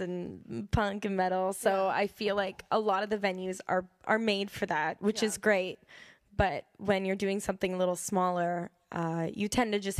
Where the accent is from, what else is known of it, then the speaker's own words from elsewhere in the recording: Alliston, Ontario, Canada; moved away as an adult; now in Toronto, Canada; I'm from Alliston